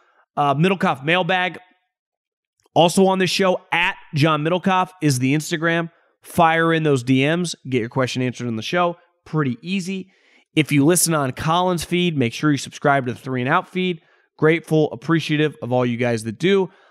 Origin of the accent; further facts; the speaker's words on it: California, United States; The 49ers are one of the biggest brands where I grew up in California.